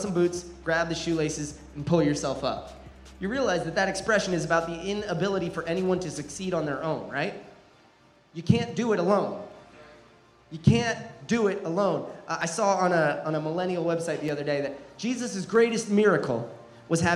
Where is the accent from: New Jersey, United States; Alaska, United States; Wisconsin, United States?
New Jersey, United States; Growing up in New Jersey, the most densely populated state in America